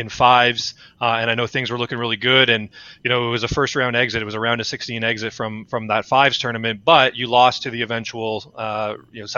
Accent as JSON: {"language": "English", "town": "Toronto", "region": "Ontario", "country": "Canada", "tie": "born or raised there", "said": "Toronto being born and raised from here"}